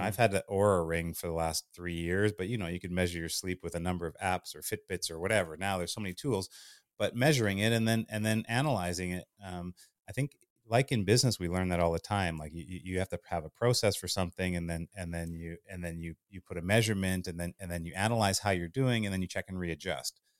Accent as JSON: {"language": "English", "town": "Winnipeg", "region": "Manitoba", "country": "Canada", "tie": "born or raised there", "also_born_or_lived": "Thunder Bay, Ontario", "said": "I'm Canadian. I uh, I was born in Thunder Bay, Ontario, but grew up in Winnipeg."}